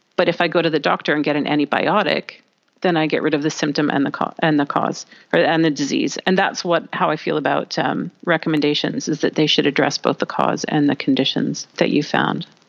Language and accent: English; Canada; I'm from Canada, we're quite open, quite friendly.